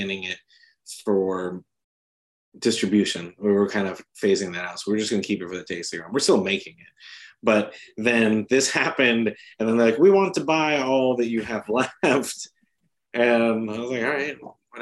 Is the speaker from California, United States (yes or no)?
yes; San Diego, California, United States; moved away; also born or lived in South Carolina; I was born in South Carolina and raised in San Diego